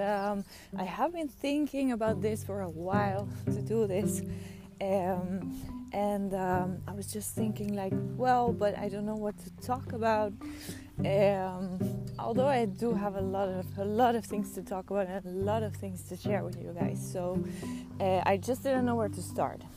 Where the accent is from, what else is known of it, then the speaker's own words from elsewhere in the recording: Netherlands; moved away; I am from the Netherlands, but I don't live in the Netherlands anymore.